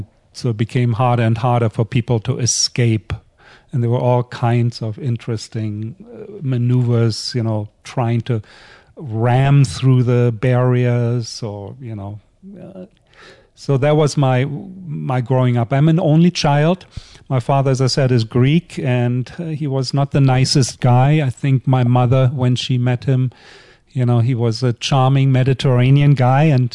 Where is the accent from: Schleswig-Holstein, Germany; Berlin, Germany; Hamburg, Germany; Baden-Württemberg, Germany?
Berlin, Germany; moved away; I was born in East Berlin, but by that time we lived on the western side. And I was playing always under that bridge